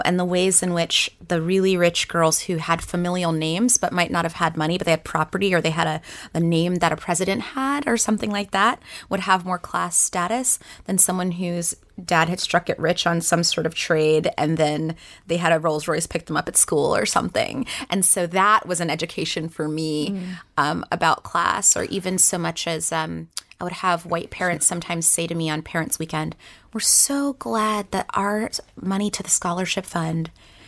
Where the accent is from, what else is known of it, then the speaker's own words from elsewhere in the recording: Saudi Arabia; also born or lived in North Carolina / South Carolina; now in United States; So I am originally from the Carolinas. So South and North Carolina. I moved to Saudi Arabia for about 10 years. So I did most of my childhood there.